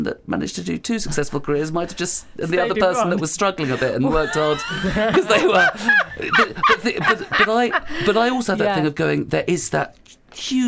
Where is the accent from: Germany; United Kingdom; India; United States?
United Kingdom; London; I was growing up in West London